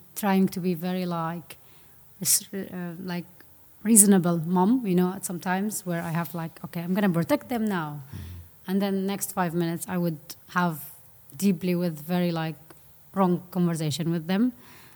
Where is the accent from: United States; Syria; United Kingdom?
Syria; moved away; also born or lived in Aleppo; I'm from Syria